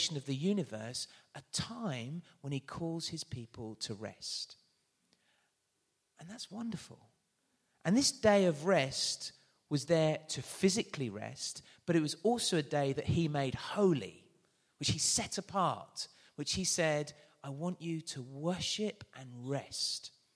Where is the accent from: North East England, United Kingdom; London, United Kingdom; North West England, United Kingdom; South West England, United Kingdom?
London, United Kingdom; I am from London.